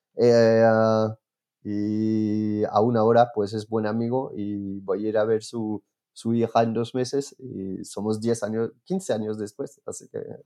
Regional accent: France; Spanish is a second language; moved away; soy, soy francés.

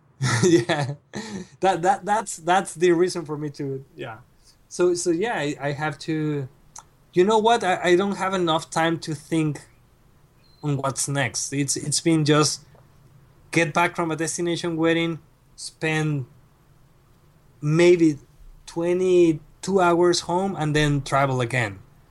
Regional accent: Mexico; And I arrived to Mexico, to my hometown, 3 days after my father passed away.

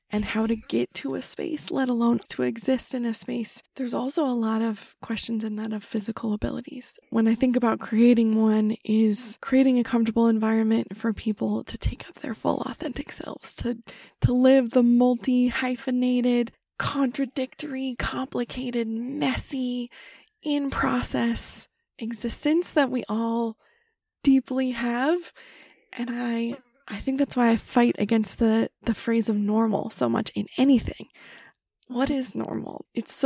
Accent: California, United States; moved away; also born or lived in Wyoming / Brooklyn; I grew up in California, but we would spend our summers in Wyoming

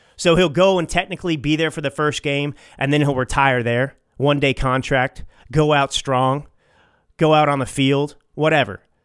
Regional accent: Dallas, Texas, United States; I grew up in Dallas

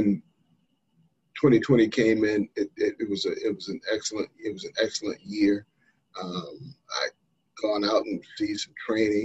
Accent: North Carolina, United States; born or raised there

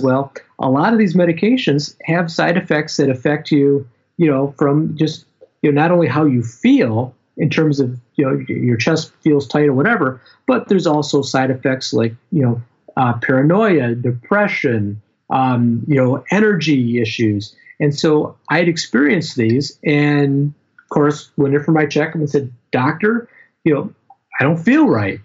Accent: Michigan, United States; I'm from Michigan

